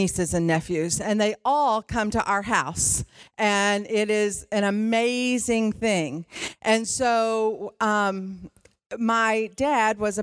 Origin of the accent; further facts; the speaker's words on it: Detroit, Michigan, United States; I grew up in Detroit